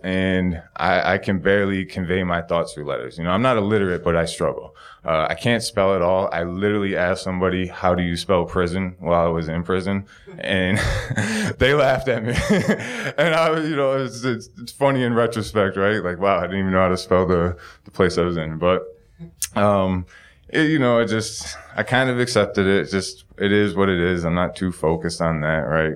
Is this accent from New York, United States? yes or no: yes; Buffalo, New York, United States; also born or lived in San Diego, California; My hometown is, uh, Buffalo, New York.